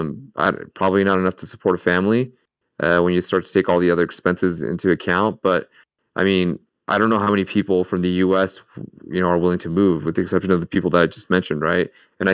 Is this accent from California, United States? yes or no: yes; San Diego, California, United States; also born or lived in Tijuana, Mexico; I'm from San Diego and Tijuana.